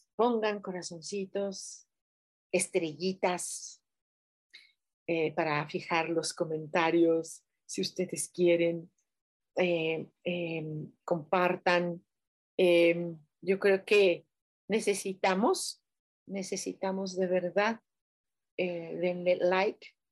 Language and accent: Spanish; Mexico; nosotros como mexicanos